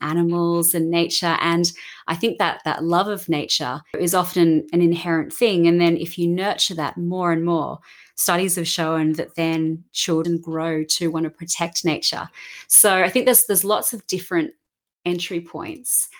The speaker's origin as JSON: {"language": "English", "country": "Australia", "tie": "born or raised there", "said": "growing up in Australia and, you know, so much nature around and the beach"}